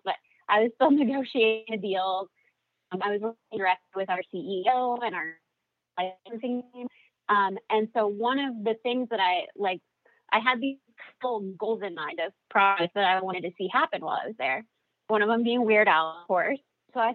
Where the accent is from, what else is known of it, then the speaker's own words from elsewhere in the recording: Los Angeles, California, United States; also born or lived in Orange County, California; I grew up in Los Angeles